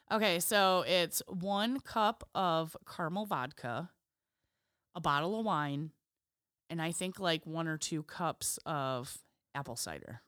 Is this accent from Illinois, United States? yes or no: yes; Illinois, United States; we're from Illinois